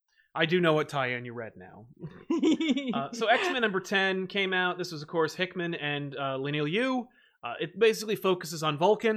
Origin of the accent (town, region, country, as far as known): United Kingdom